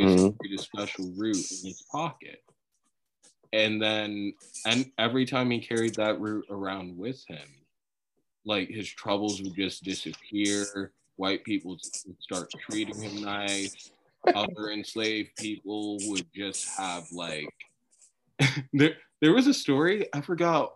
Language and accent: English; suburbs of New Jersey, United States; also born or lived in New Orleans, Louisiana; I grew up in Caucasia. I'm like suburbs of Jersey